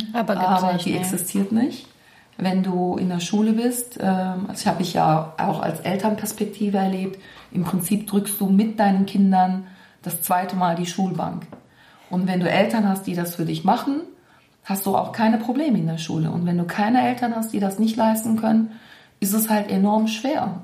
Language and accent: German; Cologne, North Rhine-Westphalia, Germany; ich bin hier in Zollstock groß geworden